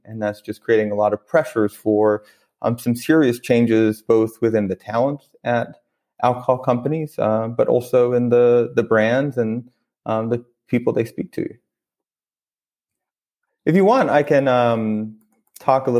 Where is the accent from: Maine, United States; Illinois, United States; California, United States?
Maine, United States; moved away as an adult; also born or lived in Brooklyn, New York / Ithaca, New York / Ethiopia; I grew up in Maine